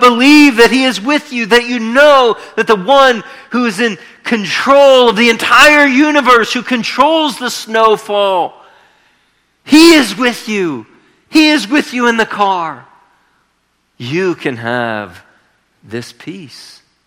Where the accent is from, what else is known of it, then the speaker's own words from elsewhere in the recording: Northeastern Ohio, United States; moved away as an adult; also born or lived in California; I'm from Northeastern Ohio